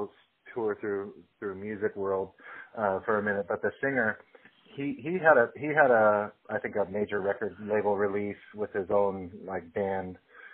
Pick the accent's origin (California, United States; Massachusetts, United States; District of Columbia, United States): California, United States; Long Beach; moved away as an adult; now in Salt Lake City, United States; where I grew up in Long Beach